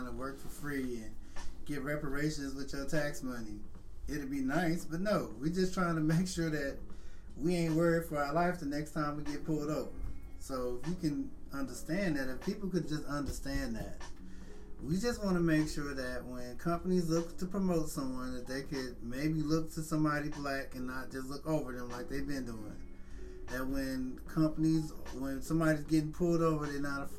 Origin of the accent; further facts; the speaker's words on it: St. Louis, Missouri, United States; born and raised in St. Louis